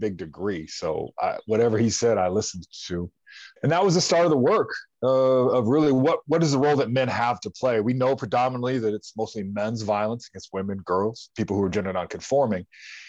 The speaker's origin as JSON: {"language": "English", "town": "Troy", "region": "Montana", "country": "United States", "tie": "born or raised there", "moved": "yes", "lives_now": "Idaho, United States", "said": "I grew up in Western Montana, Troy"}